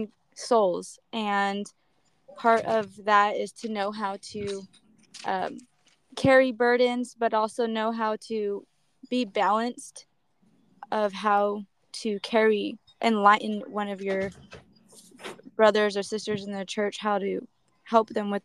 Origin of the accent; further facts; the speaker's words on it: Modesto, California, United States; I'm from Modesto, California